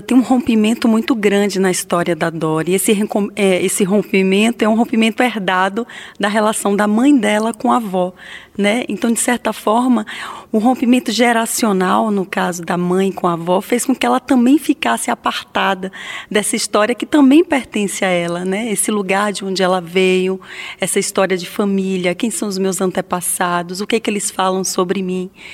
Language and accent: Portuguese; interior of Bahia, Brazil; also born or lived in Salvador, Brazil; E eu morava no interior da Bahia, numa cidade muito diferente de Salvador